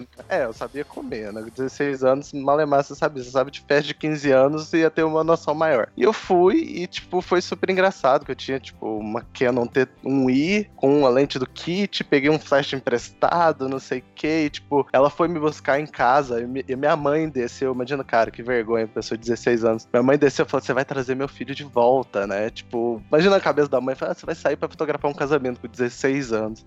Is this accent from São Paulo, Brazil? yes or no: no; São Lourenço, Minas Gerais, Brazil; also born or lived in New York; eu sou de São Lourenço, Minas Gerais, sul de Minas, cidade bem pequena